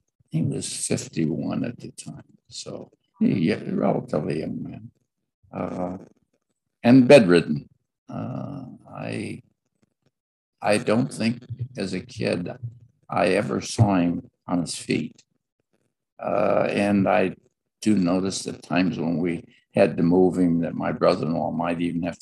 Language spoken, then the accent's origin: English; Gary, Indiana, United States; also born or lived in Crown Point, Indiana; So we moved up to Glen Park in Gary and got a home there. And I grew up there in Glen Park